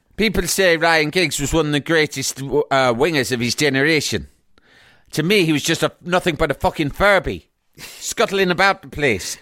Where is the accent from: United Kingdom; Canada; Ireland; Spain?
Ireland; Cork, Munster; I'm from Cork.